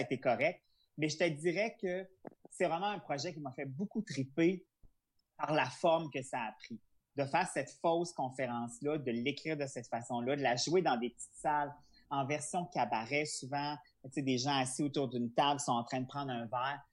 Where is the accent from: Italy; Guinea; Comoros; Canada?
Canada; Charlevoix, Quebec; je suis originaire de Charlevoix